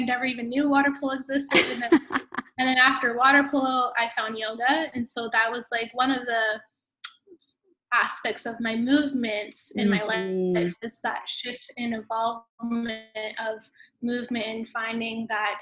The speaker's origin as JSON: {"language": "English", "town": "Hamilton", "region": "Ontario", "country": "Canada", "tie": "born or raised there", "said": "I grew up in Hamilton, Ontario"}